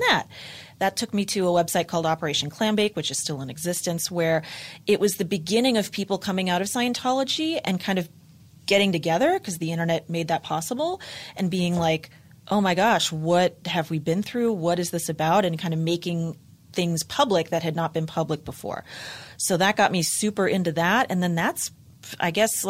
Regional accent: Los Angeles, California, United States; I was born and raised in Los Angeles

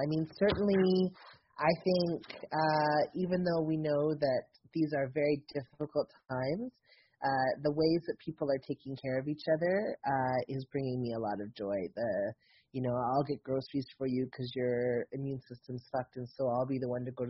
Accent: the South, United States; I'm from the South

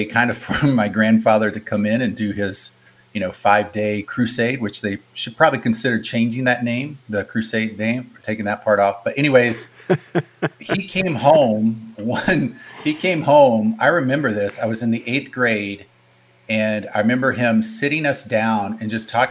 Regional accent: North Carolina, United States; also born or lived in Michigan; now in Bay Area, United States; I would say I'm from Michigan, but born, raised, grew up in the South, grew up in North Carolina

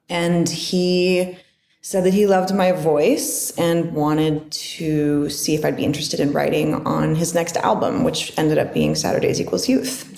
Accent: Northern California, United States; also born or lived in Barrow, Alaska; I was born in Alaska, but I grew up in Northern California.

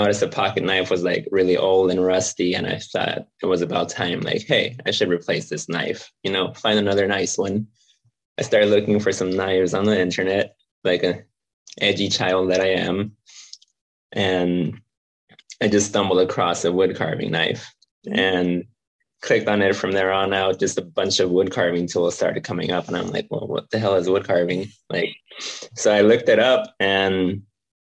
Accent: San Diego, California, United States; I grew up in San Diego. So was born here, raised here, grew up

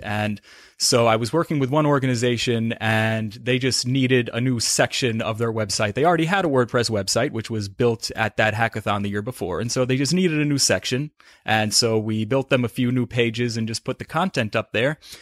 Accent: South Salem, New York, United States; I'm originally from, uh, northern Westchester County

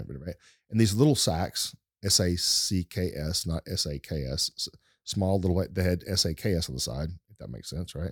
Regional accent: East Texas, United States; accent: East Texas Deep Woods accent; I'm from East Texas and I'm not from fancy big, big places

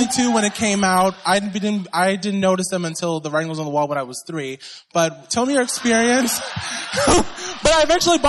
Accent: Long Island, New York, United States; I'm from Long Island, home

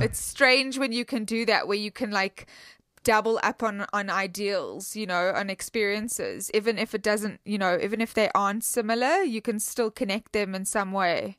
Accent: South Africa; I'm from South Africa

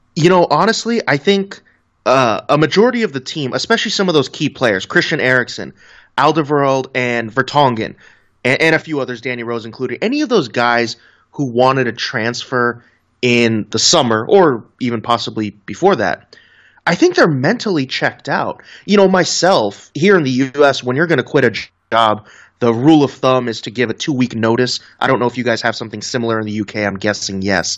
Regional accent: United States; growing up in the States

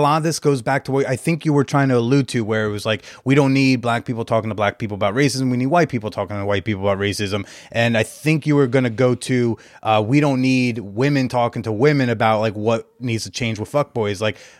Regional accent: New Jersey, United States; now in New York, United States; Yeah. I'm from North Jersey. I'm a tri-state baby, yeah.

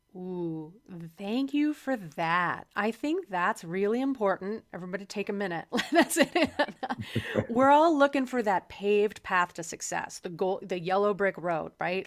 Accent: Midwest, United States; moved away; also born or lived in Chicago; I, um, am from the Midwest, and I spent some time in Chicago before I left the heartland

